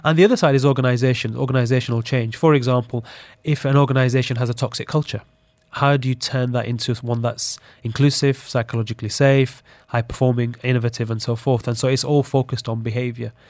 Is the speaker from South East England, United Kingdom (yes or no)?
no; Sheffield, Yorkshire and the Humber, United Kingdom; growing up in Sheffield in the U K